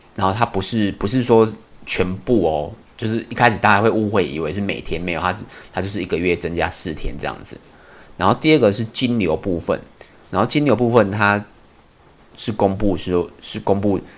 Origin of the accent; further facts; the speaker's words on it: Taiwan; 以我们台湾人